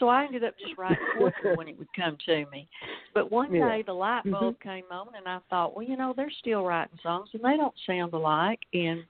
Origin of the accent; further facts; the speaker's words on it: Alabama, United States; accent: Southern drawl; also born or lived in Texas; now in Batesville, United States; I live in Arkansas, Batesville, a small town. And I was originally born in Alabama, and we moved from Alabama to Texas and to Arkansas. And I've always said I've got three doses of Southern drawl.